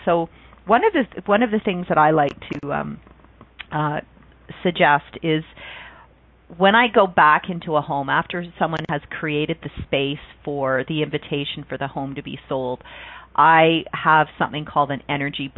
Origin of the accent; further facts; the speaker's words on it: Canada; where I grew up in Canada